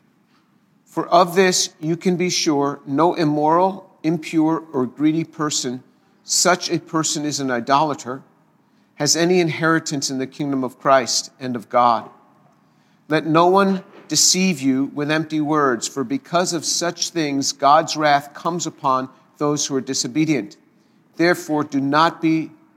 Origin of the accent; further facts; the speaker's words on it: the New York area, United States; I grew up in the New York area, and this is just the way we spoke